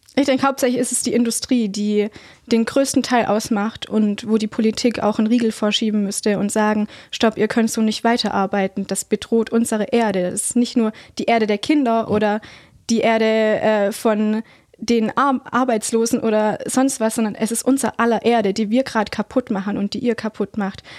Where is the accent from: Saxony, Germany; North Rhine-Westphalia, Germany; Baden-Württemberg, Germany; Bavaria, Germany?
Baden-Württemberg, Germany; Heidenheim; Ich bin gebürtige Heidenheimerin